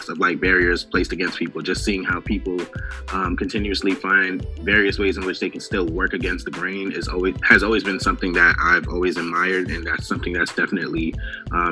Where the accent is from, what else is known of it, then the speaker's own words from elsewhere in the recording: New York City, New York, United States; moved away as an adult; now in Washington, D.C., United States; Born and raised in Brooklyn, New York.